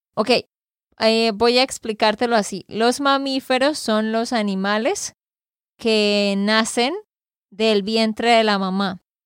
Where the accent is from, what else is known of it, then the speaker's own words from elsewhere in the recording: Santander, Colombia; de Santander, Colombia